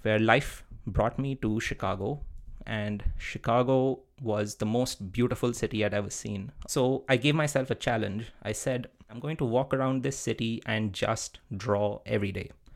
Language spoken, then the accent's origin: English; India; moved away as an adult; also born or lived in Netherlands / Wisconsin, United States; I grew up in India, and being a brown male in India is a good thing